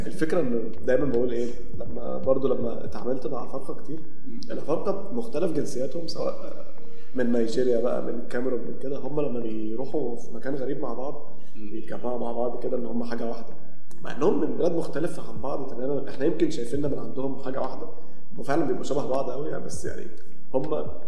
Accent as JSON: {"language": "Arabic", "country": "Egypt", "said": "عندنا في مصر"}